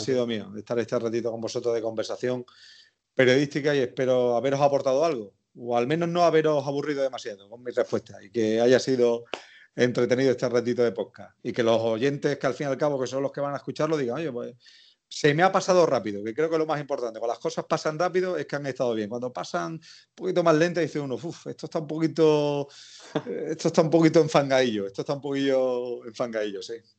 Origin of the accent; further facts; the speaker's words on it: El Viso del Alcor, Andalusia, Spain; accent: Andalusian; tenía 16 años y la emisora local de mi pueblo, del Viso de Alcor en Sevilla, me quedaba al lado de casa